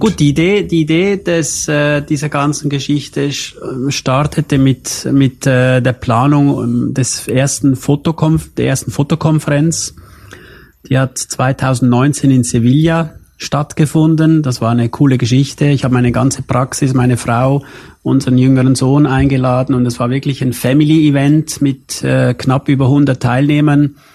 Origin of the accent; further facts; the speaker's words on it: Switzerland; aufgewachsen bin ich in der Schweiz